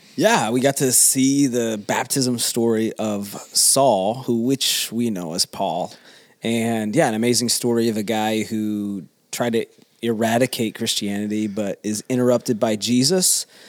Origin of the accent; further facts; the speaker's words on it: the South, United States; moved away; I came from the South